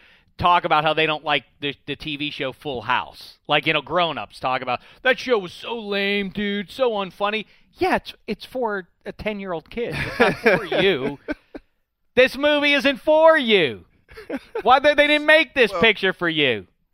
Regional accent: Pittsburgh, Pennsylvania, United States; I'm from Pittsburgh.

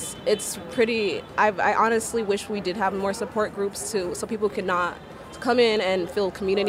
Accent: Nigeria; now in United States; I'm Nigerian, so in Nigeria, in my country, it is illegal to be gay.

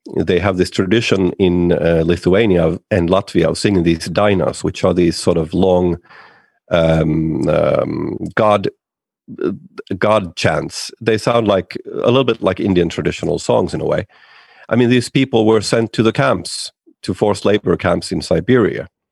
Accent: Finland; I'm from Finland

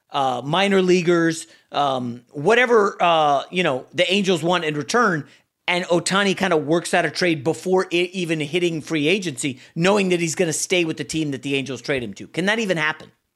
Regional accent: New York, United States; I was born in New York

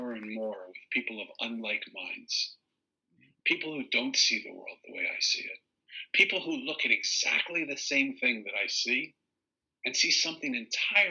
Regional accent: Philadelphia, Pennsylvania, United States; accent: Eastern; because I was from Philly, and because I have this sort of Eastern accent, and I sort of have this New York way about me

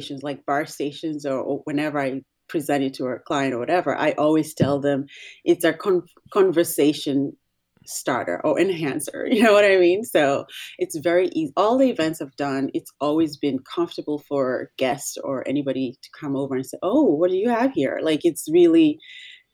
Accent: Nairobi, Kenya; moved away as an adult; also born or lived in Washington, D.C. area, United States; now in United States; I'm originally from Kenya. I was raised in Nairobi. I came to the States to college.

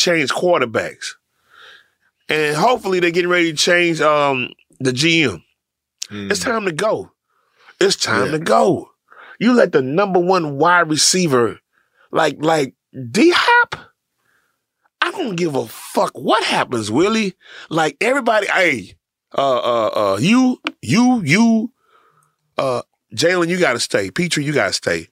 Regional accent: Houston, Texas, United States; that's not us in Houston at all

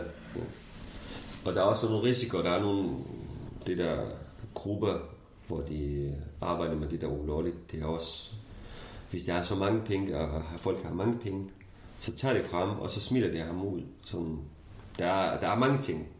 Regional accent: Syria; Danish is a second language; moved away as an adult; now in Denmark; jeg kurder fra Syrien

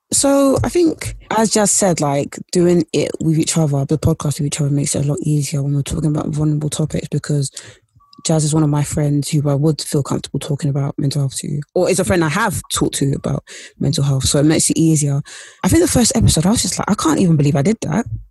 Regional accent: London, United Kingdom; also born or lived in Essex; i grew up in east london and I grew up in Essex in a place where it's like near East London.

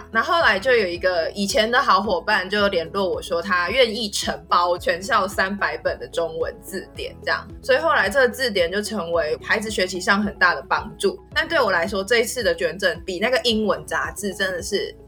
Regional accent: Taiwan; moved away as an adult; now in Northern Thailand; 我在台湾受到这方面很大的影响

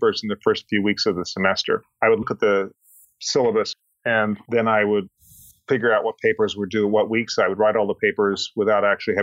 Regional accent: Boulder, Colorado, United States; I grew up in Boulder, Colorado

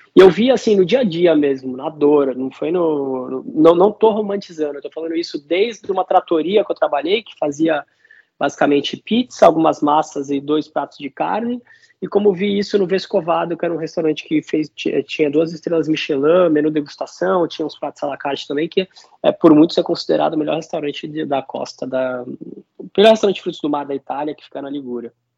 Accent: Santos, São Paulo, Brazil; also born or lived in New Zealand

